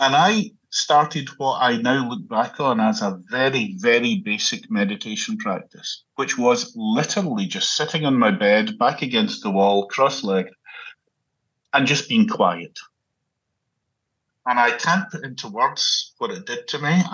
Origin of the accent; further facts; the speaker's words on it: Glasgow, Scotland, United Kingdom; So I was born and brought up in Glasgow in Scotland.